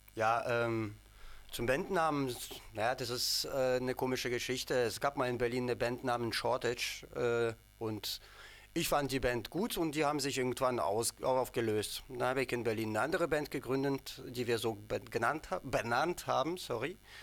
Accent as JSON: {"language": "German", "country": "Ukraine", "moved": "yes", "lives_now": "Dresden, Germany", "said": "ich und unser Bassist Sanja, wir kommen aus der Ukraine beide"}